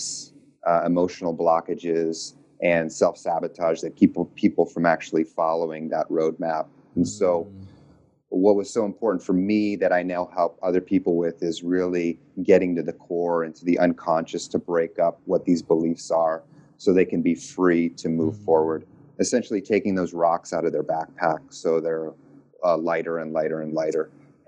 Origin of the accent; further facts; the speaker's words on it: New York, United States; moved away as an adult; also born or lived in Iowa / Nashville, Tennessee / Texas; I grew up on the East Coast, upstate New York. And then I kind of moved around a lot.